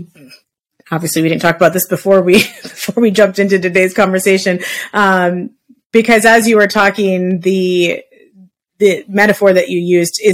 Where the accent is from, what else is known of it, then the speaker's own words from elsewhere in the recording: Midwest, United States; now in Arizona, United States; I'm actually from the Midwest and I grew up with trees in our backyard and stuff